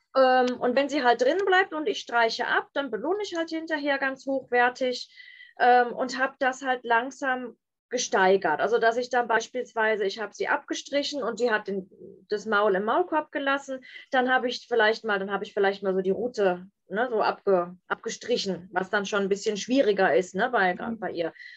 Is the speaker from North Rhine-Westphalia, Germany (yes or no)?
yes; Bonn, North Rhine-Westphalia, Germany; Ich komme aus Bonn und da habe ich die mobile Hundeschule